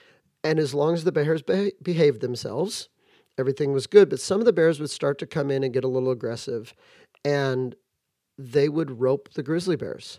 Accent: Santa Barbara, California, United States; I grew up near Santa Barbara.

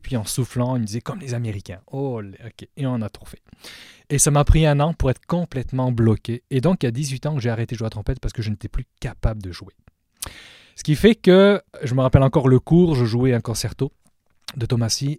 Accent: southwest France, France; moved away as an adult; now in Montreal, Canada; à l'âge de 11 ans, on a déménagé dans le sud-ouest de la France

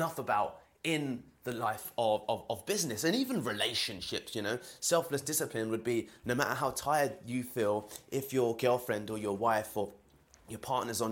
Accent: London, United Kingdom; I'm from London, as you can hear from my accent.

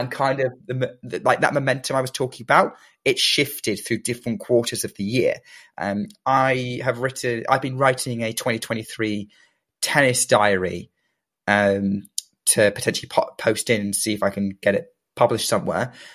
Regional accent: United Kingdom; being British

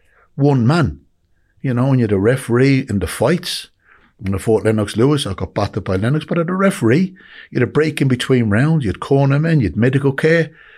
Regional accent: Dublin, Leinster, Ireland; born or raised there; now in United Kingdom

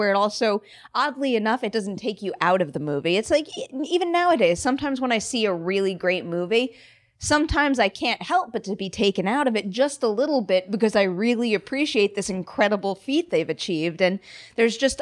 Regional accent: Long Island, New York, United States; growing up in Long Island, New York

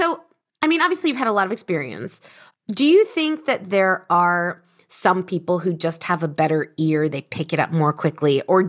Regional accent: United States; accent: American; And I love my American accent.

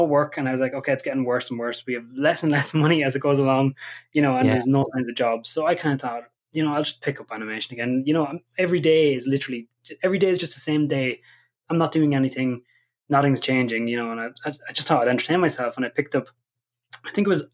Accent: County Kildare, Ireland; also born or lived in Dublin; now in Letterkenny, Ireland; I'm originally from Kildare

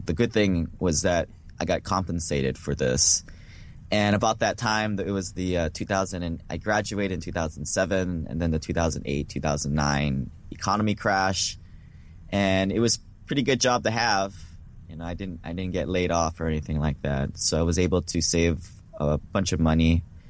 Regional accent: Hawaii, United States; moved away as an adult; now in Seattle, United States; Yeah, so I grew up in Hawaii, moved to Seattle for college, went to the University of Washington

